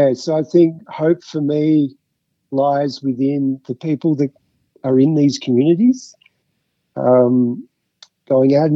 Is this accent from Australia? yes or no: yes; Mount Beauty, Victoria, Australia; also born or lived in Fitzroy, Melbourne / Croydon, Melbourne; now in Falls Creek, Australia; growing up in Mount Beauty and going to high school in Mount Beauty